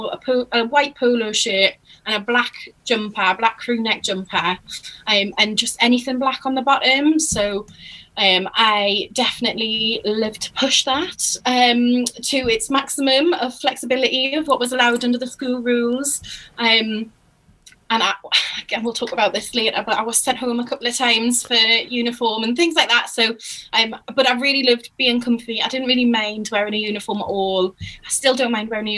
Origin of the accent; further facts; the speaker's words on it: Newcastle upon Tyne, North East England, United Kingdom; moved away as an adult; now in Bristol, United Kingdom; which is a state school in Newcastle. And I went there from 2004 to 2011.